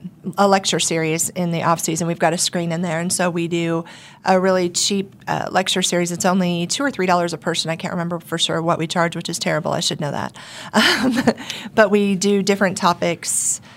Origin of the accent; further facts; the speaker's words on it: Wichita, Kansas, United States; I've been in Wichita since I was 10, so I consider myself from Wichita.